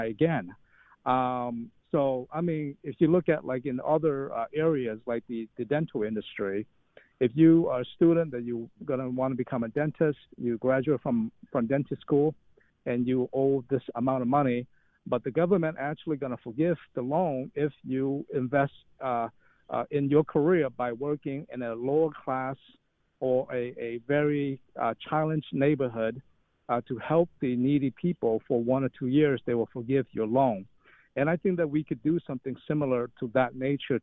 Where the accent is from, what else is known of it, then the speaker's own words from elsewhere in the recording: Detroit, Michigan, United States; moved away; I grew up in Detroit